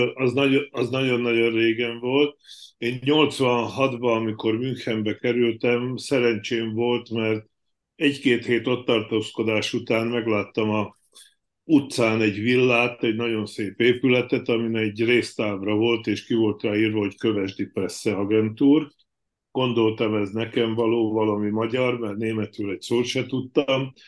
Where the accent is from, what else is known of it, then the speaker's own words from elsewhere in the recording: Slovakia; moved away as an adult; én Csehszlovákiába születtem, ahonnan 86-ba emigráltam